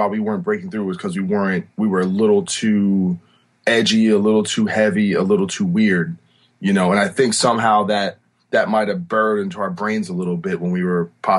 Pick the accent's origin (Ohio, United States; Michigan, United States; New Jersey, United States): New Jersey, United States; New Brunswick; also born or lived in Rahway, New Jersey; Yeah, I was born in Rahway, New Jersey, but grew up in New Brunswick, New Jersey.